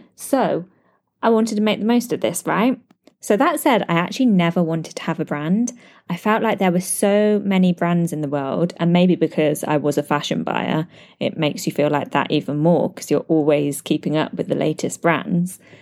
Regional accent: United Kingdom; now in Dubai, United Arab Emirates; I'm a British expat living in Dubai, U A E, with my partner and baby girl

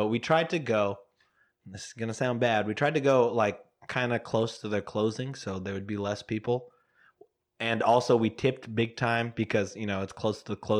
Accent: Pearland, Texas, United States; also born or lived in Houston; just being born and raised in Houston.

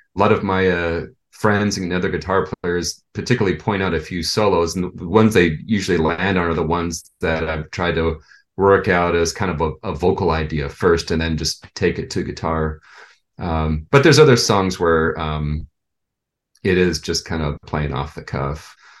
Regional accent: San Jose, California, United States; also born or lived in Orange County, California; I was born in Orange County, but moved to San Jose like in 1971

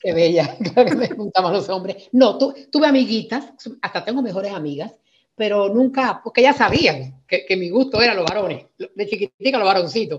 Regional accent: Spain; moved away; also born or lived in Santo Domingo, Dominican Republic; me llevó para España a vivir y crecí en España eh, con una vida tranquila

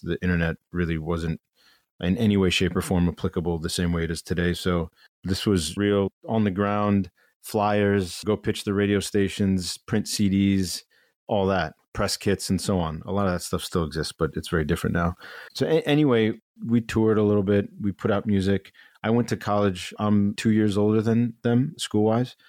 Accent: Chagrin Falls, Ohio, United States; moved away as an adult; now in New York, United States; chagrin falls is this, this small town eastern suburb of cleveland where I, I grew up

